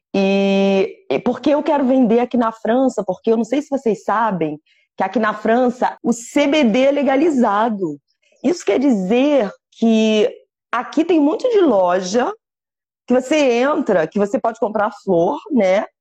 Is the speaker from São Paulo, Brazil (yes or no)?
no; Rio de Janeiro, Brazil; first language Portuguese; moved away; Eu morro de saudades é, do Brasil